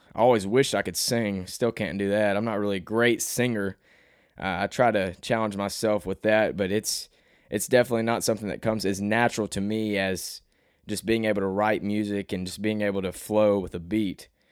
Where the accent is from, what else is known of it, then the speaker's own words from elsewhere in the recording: Cabot, Arkansas, United States; accent: Southern twang; also born or lived in New York; I'm from Arkansas and I've, I've always lived here my whole life.